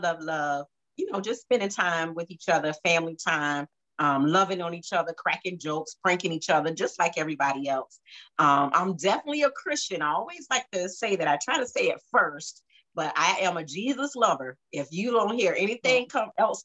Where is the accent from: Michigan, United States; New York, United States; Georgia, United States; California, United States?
Georgia, United States; Savannah; also born or lived in Jacksonville; I'm from Savannah, not born, but I've been here all my life